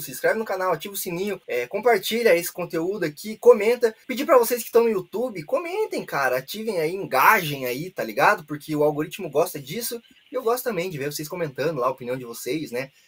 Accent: Brazil; somos brasileiros

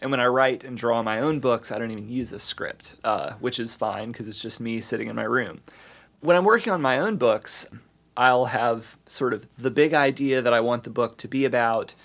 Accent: the South, United States; moved away as an adult; also born or lived in East Coast / Midwest; now in Bloomington, United States; growing up as a, you know, at the tail end of Generation X, as a, as a Southerner with baby boomer Southerner parents

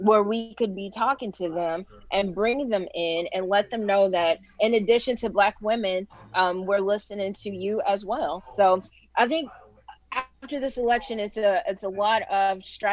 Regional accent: Gary, Indiana, United States; my hometown of Gary

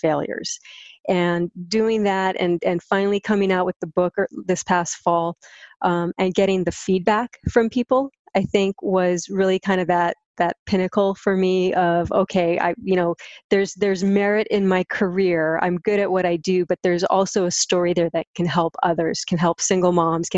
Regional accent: Hawaii, United States; moved away as an adult; also born or lived in US mainland; I'm born and raised in Hawaii. Came back here about 3 years ago after being stuck on the mainland for about 18 years.

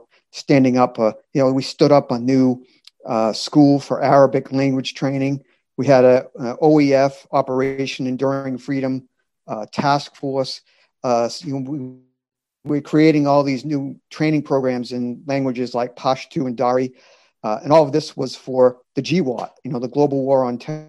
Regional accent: Massachusetts, United States; I grew up in Massachusetts and lived in a triple decker

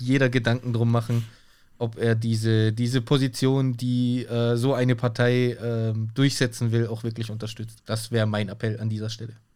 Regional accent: Germany; bei uns in Deutschland

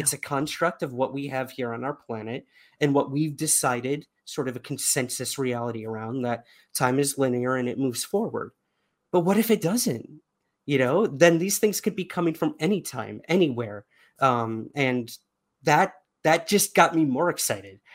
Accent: New York City, New York, United States; being a New Yorker

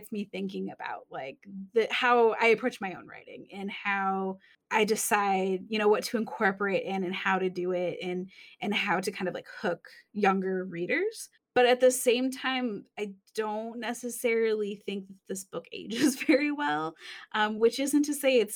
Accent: Michigan, United States; I'm from Michigan

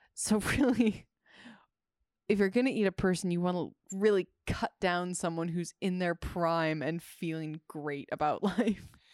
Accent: Midwest, United States; I grew up in the Midwest

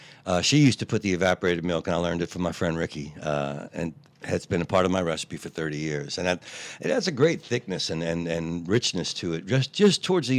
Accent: New Orleans, Louisiana, United States; accent: Yat; Born and raised in the Irish Channel.

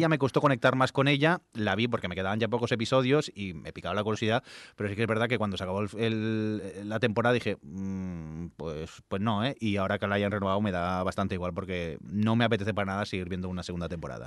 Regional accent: Barcelona, Catalonia, Spain; soy de Barcelona

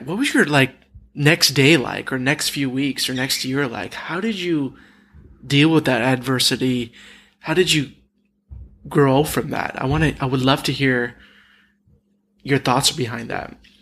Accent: Dallas, Texas, United States; I'm I'm originally from Dallas.

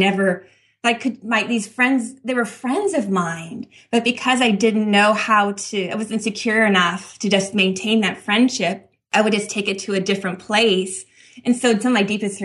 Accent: Northern California, United States; I grew up in a little farming town in Northern California

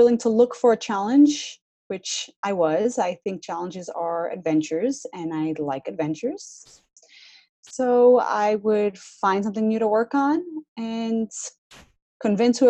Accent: Athens, Attica, Greece; I'm from Athens, so we don't really see snow.

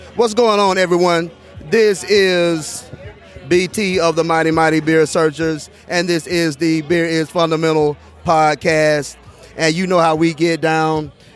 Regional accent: Tuscaloosa, Alabama, United States; born and raised in Tuscaloosa, Alabama, class of 1993

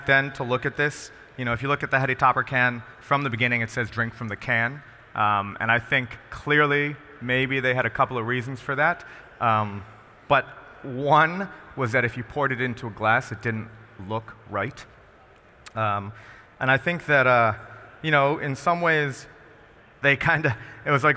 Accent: Rhode Island, United States; I'm from Rhode Island

